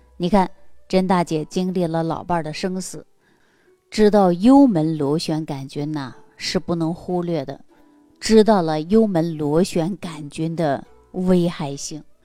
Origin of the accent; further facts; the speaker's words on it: Jilin, China; 在我们吉林老家